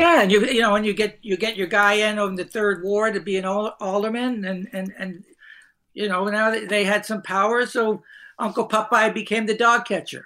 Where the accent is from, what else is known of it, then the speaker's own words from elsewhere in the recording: Hoboken, New Jersey, United States; I grew up in Hoboken, New Jersey, small town